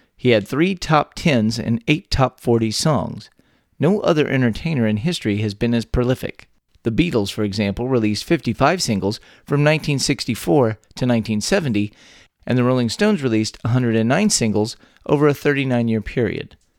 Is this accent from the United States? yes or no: yes; Texas, United States; born or raised there